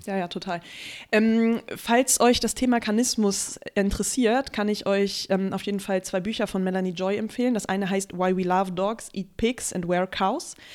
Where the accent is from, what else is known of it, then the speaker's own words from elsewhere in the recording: Germany; now in Berlin, Germany; es ist in Eifeld, da, wo ich aufgewachsen bin